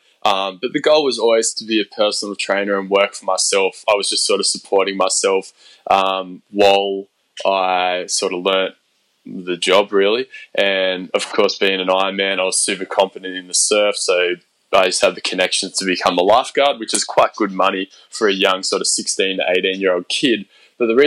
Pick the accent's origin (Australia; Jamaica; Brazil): Australia; moved away as an adult; now in Sydney, Australia; I started off in my hometown at our Fitness First there